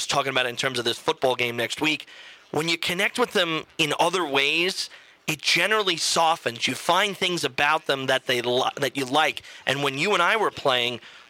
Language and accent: English; New York, United States; as a New Yorker